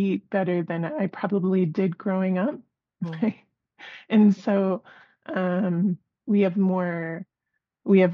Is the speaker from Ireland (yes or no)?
no; the North, Northern Canada, Canada; now in Calgary, Canada; growing up in the North